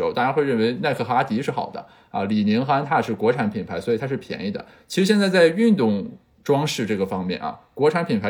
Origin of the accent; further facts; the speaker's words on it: Cao County, Shandong, China; 我的家乡山东省的曹县